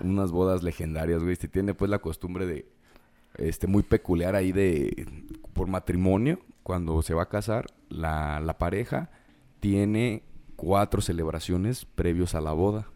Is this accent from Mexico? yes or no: yes; Mexico; como buen mexicano